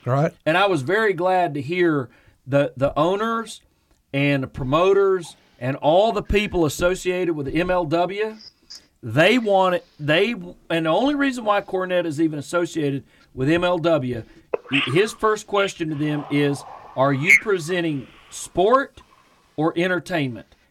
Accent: Gilbert, West Virginia, United States; which were the closest towns to where I grew up in Gilbert.

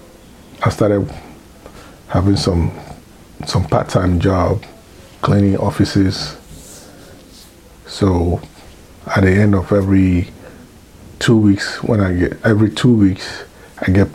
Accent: Ghana; moved away as an adult; now in United States

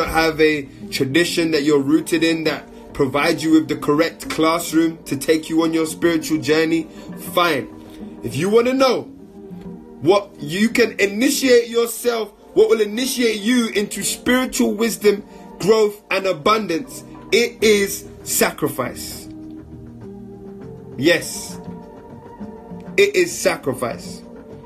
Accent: London, United Kingdom; moved away as an adult; as a 30-year-old man born and raised in London

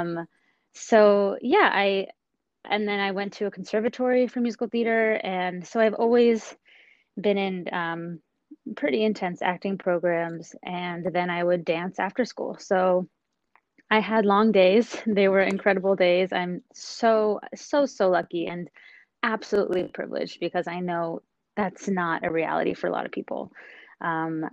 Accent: Los Angeles, California, United States; The San Fernando Valley. Valley girl through and through

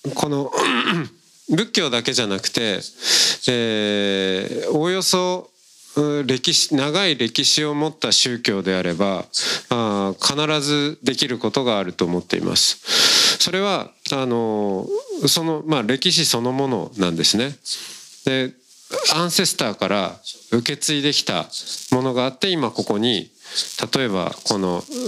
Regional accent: rural Hokkaido, Japan; 私も北海道の田舎出身なんで

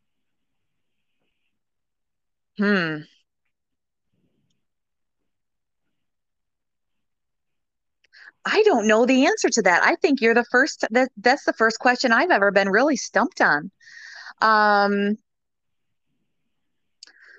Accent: Michigan, United States; now in Tampa, United States; I am originally from Michigan.

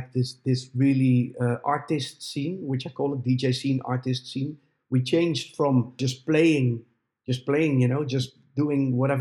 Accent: Netherlands; my hometown

